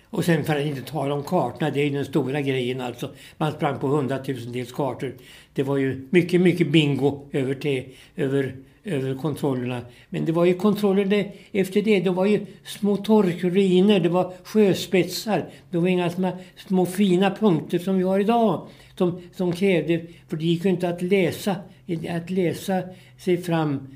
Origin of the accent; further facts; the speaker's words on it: Vikbolandet, near Norrköping, Östergötland, Sweden; då föddes jag ute på en bondgård ute på Vikbolandet som ligger en, eh, tre mil här utifrån Norrköping